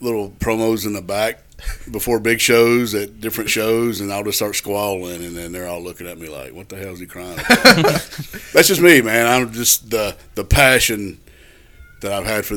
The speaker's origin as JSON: {"language": "English", "region": "the South", "country": "United States", "tie": "born or raised there", "said": "I grew up in the South."}